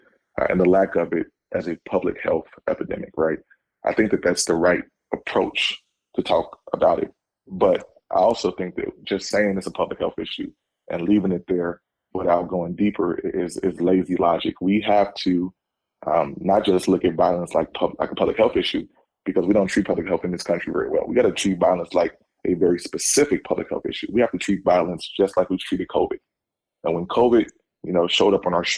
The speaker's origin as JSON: {"language": "English", "town": "Chicago", "region": "Illinois", "country": "United States", "tie": "born or raised there", "said": "I'm a Chicagoan. I was born here. I was raised here"}